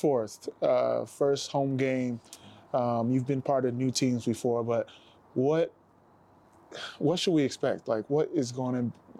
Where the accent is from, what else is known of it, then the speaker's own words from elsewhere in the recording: Nigeria; You know, I'm Nigerian